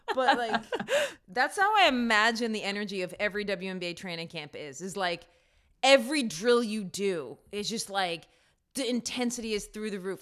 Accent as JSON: {"language": "English", "region": "New York", "country": "United States", "tie": "born or raised there", "said": "I grew up in New York"}